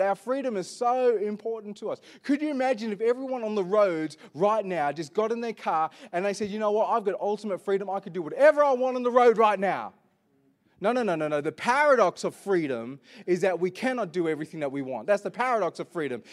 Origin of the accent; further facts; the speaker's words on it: Perth, Western Australia, Australia; I was born in Perth